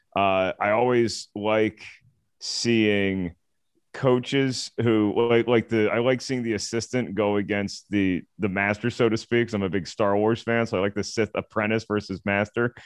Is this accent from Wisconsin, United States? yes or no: no; Virginia, United States; I'm from Virginia